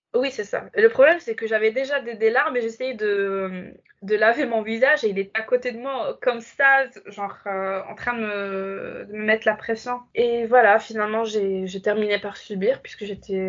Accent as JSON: {"language": "French", "town": "Casablanca", "region": "Casablanca-Settat", "country": "Morocco", "tie": "born or raised there", "also_born_or_lived": "Fes, Morocco", "moved": "as an adult", "lives_now": "France", "said": "quand j'ai quitté Casa pour vivre à Fès"}